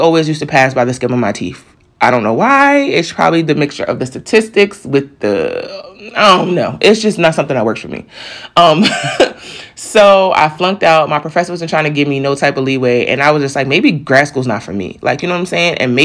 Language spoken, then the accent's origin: English; New York, United States; moved away as an adult; now in Delaware, United States; I'm from New York